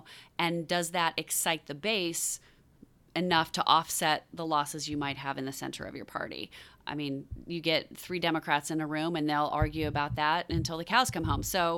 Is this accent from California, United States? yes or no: yes; Newport Beach, California, United States; moved away; And I was born in this district, as I mentioned before we started recording. I was born in Newport Beach